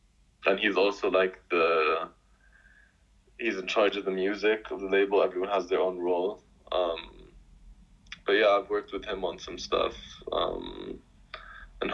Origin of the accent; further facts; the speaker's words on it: Jordan; I'm from Jordan. I'm 22 right now. Also currently living in Jordan.